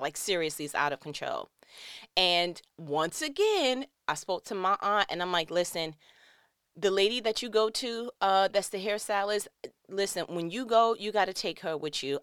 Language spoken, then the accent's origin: English; New York, United States; moved away; I'm from New York